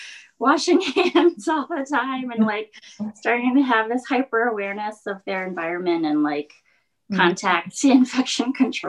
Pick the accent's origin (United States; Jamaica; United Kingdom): United States; New York; as a New Yorker, I would like get up, get ready, throw on clothes, go out onto public transportation